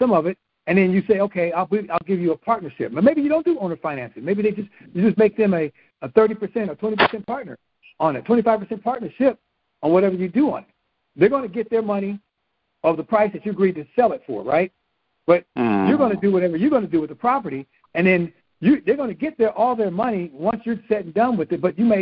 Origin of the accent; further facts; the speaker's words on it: California, United States; I'm being from California